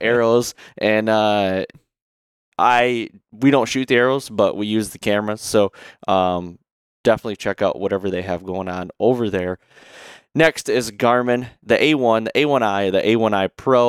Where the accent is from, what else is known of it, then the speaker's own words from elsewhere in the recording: Michigan, United States; we come from Michigan. There's a lot, I have a lot of deer around me.